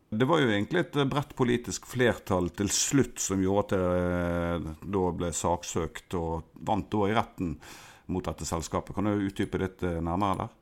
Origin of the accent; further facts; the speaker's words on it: Bergen, Vestland, Norway; Som bergenser begge